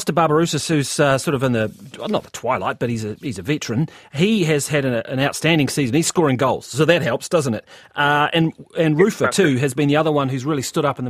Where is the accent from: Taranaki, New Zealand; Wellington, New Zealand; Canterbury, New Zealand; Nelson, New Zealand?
Wellington, New Zealand; I'm from Wellington